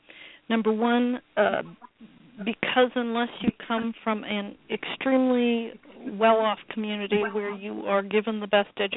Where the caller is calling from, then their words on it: United States; America, let's put it that way.